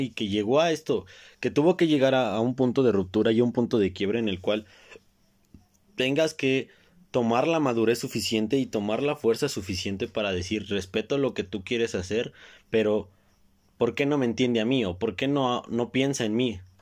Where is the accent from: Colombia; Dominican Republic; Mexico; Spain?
Mexico; como buen mexicano que soy